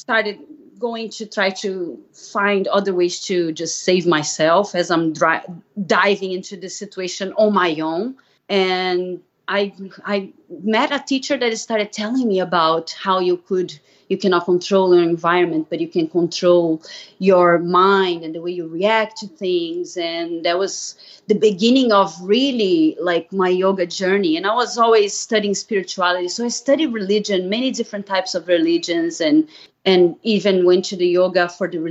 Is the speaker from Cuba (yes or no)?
no; Brazil; English is a second language; moved away as an adult; I'm originally from Brazil, so you might hear a little accent. I moved here in 2000